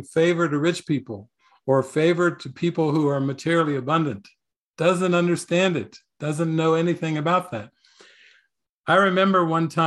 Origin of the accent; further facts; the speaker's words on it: United States; I was raised in America, capitalism, entrepreneurialism, owning businesses and everything.